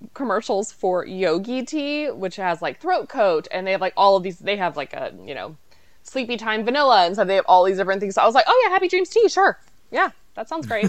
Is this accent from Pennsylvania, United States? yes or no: no; Dallas, Texas, United States; born or raised there; moved away; also born or lived in Washington, D.C.